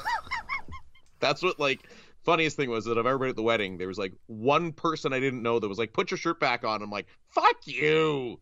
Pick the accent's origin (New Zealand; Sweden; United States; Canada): Canada; Northern Ontario; moved away; I was home for one of my very best friend's weddings, uh, back in Northern Ontario